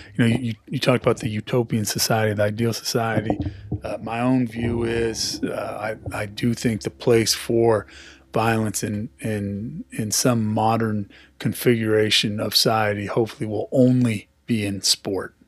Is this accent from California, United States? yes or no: yes; Pleasant Hill, California, United States; I grew up in Pleasant Hill myself